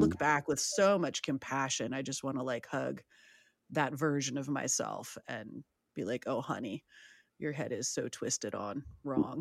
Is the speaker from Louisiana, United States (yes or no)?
no; San Francisco, California, United States; I'm from San Francisco